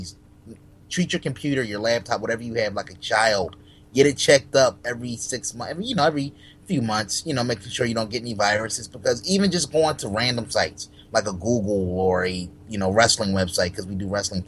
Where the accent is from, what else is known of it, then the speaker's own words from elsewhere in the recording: Philadelphia, Pennsylvania, United States; I'm from Philly.